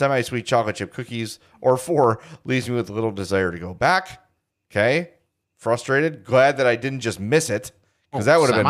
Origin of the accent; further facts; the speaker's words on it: Arlington Heights, Illinois, United States; Growing up in Arlington Heights, this was always a target when I'd go as a kid.